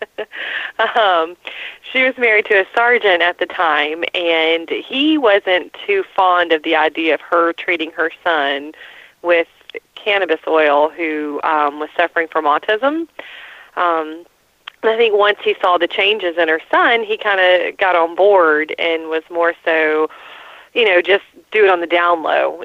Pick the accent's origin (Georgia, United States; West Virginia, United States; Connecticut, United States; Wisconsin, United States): Georgia, United States; Atlanta; I'm from Atlanta, born and raised